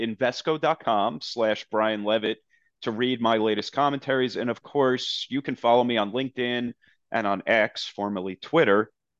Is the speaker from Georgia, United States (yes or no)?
no; Caldwell, New Jersey, United States; Born in my hometown, by the way.